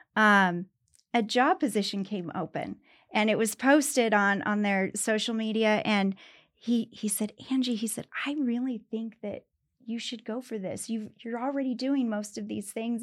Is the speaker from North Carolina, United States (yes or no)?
no; Pueblo, Colorado, United States; moved away as an adult; also born or lived in Greeley, Colorado; now in Denver, United States; I was raised in Pueblo